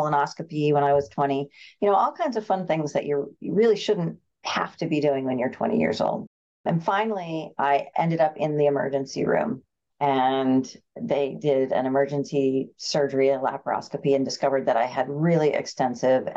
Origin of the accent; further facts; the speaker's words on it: Concord, New Hampshire, United States; I was born and raised here in Concord